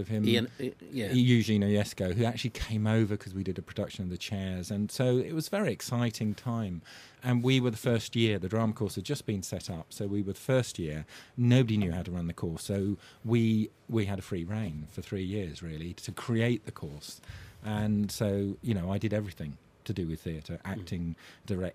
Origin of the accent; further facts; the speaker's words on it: Kent, near Canterbury, South East England, United Kingdom; also born or lived in Leytonstone, London; I was brought up in Kent